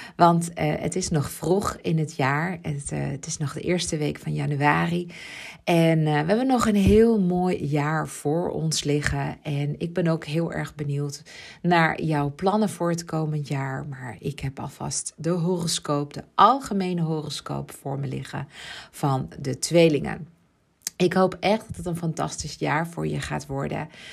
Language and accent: Dutch; Ibiza, Balearic Islands, Spain; mijn jeugd op Ibiza, want ik ben daar geboren.